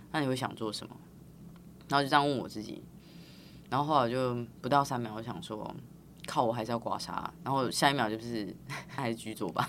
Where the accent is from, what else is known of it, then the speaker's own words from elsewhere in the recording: Tainan, Taiwan; 我是台南人